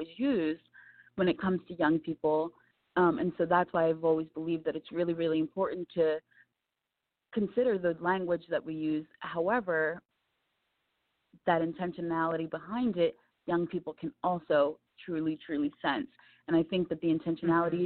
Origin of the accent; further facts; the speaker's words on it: Camden, New Jersey, United States; I came from Camden, New Jersey, and I was born and raised surrounded by so much chaos and angst